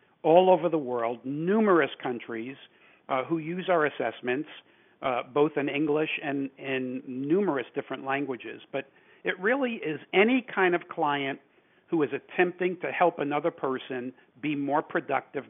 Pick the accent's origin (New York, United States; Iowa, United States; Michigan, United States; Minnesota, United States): New York, United States; New York City; moved away; also born or lived in California; I was born and raised in New York City